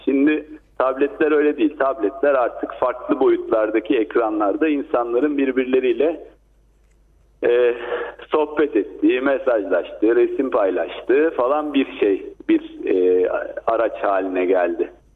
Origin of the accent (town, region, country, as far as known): Black Sea Region, Turkey